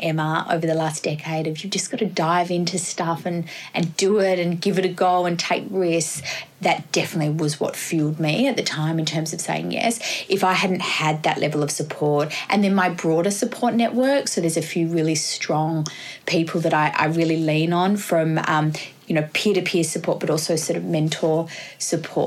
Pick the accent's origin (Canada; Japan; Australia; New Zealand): Australia; Perth, Western Australia; moved away as an adult; now in Sydney, Australia; I'm from Western Australia originally, so I worked with unions over in WA